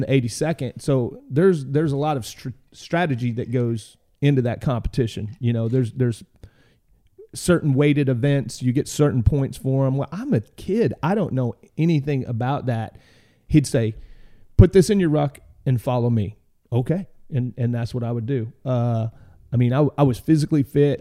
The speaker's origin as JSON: {"language": "English", "town": "Dardanelle", "region": "Arkansas", "country": "United States", "tie": "born or raised there", "said": "I grew up in a little town called, uh, Dardanelle, Arkansas"}